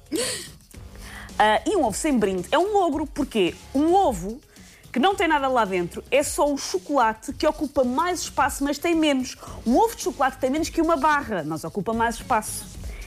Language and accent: Portuguese; Portugal; como boa tuga